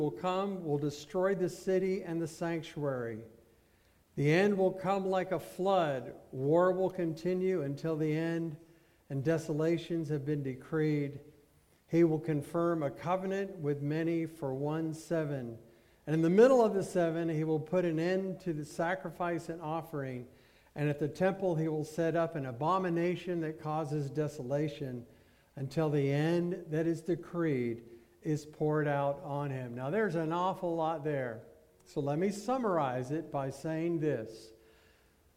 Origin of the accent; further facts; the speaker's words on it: United States